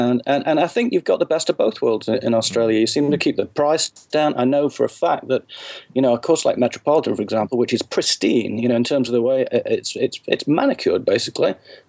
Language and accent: English; England, United Kingdom; now in United States; I'm based in the US, but you might not be able to tell it, but I am originally from England.